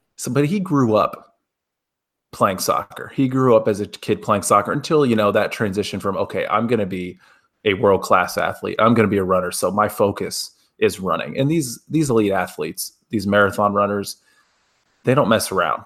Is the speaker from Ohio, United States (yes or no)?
yes; Cleveland, Ohio, United States; When I was a kid, I grew up in a very, um, Cleveland sports household